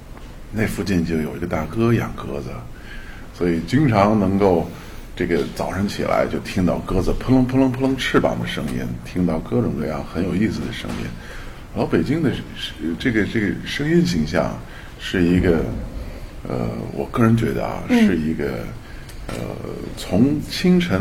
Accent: Beijing, China; 我是北京人，我生在北京，长在北京，但祖籍在陕西西安长安县。

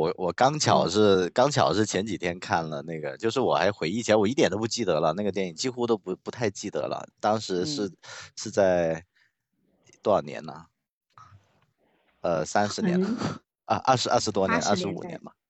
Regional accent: Guangzhou, Guangdong, China; first language Cantonese; Chinese is a second language; 我我是就是粤语是我们的母语，粤语是我们。

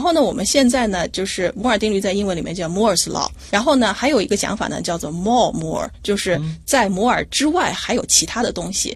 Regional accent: Hefei, Anhui, China; moved away as an adult; 我的老家是安徽省合肥市

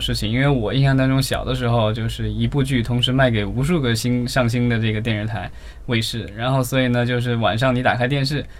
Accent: Jiangxi, China; 我来自于江西的，很多的这个，就是南方的这个家庭

